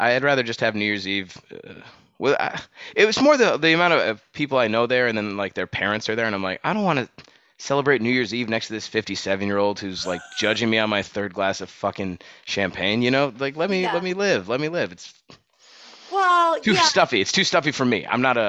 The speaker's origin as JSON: {"language": "English", "country": "Ireland", "said": "Even though I'm Irish, but that's a fucking bullshit holiday."}